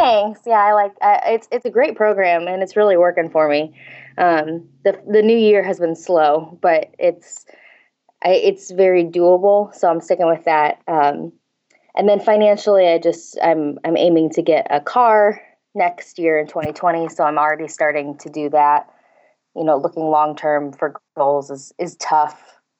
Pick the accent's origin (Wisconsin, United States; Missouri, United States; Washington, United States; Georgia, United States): Missouri, United States; St. Louis; moved away as an adult; also born or lived in Cape Girardeau, Missouri; now in Kansas, United States; I grew up in Saint Louis